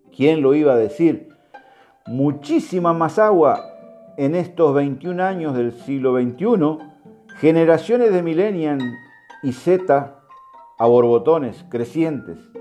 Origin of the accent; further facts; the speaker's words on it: Uruguay; also born or lived in Cuba; Soy un uruguayo cubano, mis nueve años en suelo cubano